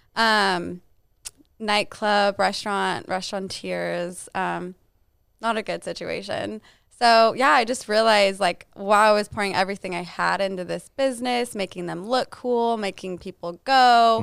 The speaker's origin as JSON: {"language": "English", "town": "Albuquerque", "region": "New Mexico", "country": "United States", "tie": "born or raised there", "also_born_or_lived": "Lubbock, Texas / Dallas, Texas", "moved": "as an adult", "said": "I'm from Albuquerque, New Mexico."}